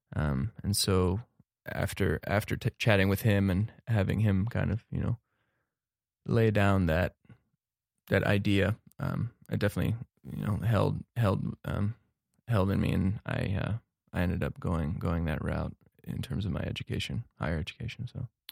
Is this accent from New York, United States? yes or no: no; Cincinnati, Ohio, United States; moved away as an adult; also born or lived in Netherlands / Missoula, Montana; now in Bozeman, United States; I was born in the Netherlands, actually, um, and moved to the U S in the year two thousand with my family and, uh, settled in Cincinnati, Ohio, where I pursued to graduate from high school